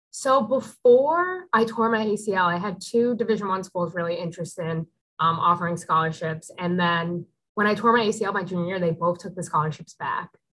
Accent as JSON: {"language": "English", "town": "Newtown", "region": "Connecticut", "country": "United States", "tie": "born or raised there", "said": "I grew up in Newtown, Connecticut"}